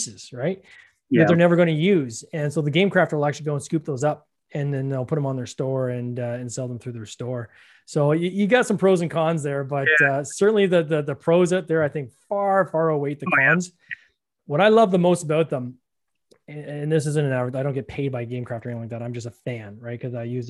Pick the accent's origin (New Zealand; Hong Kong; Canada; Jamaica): Canada; I'm Canadian